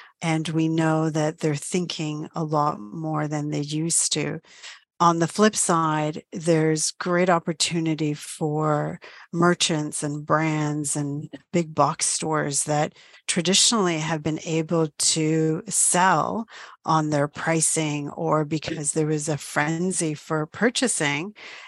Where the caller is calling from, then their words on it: Toronto, Ontario, Canada; I'm joining you from Toronto, Ontario, good old Canada.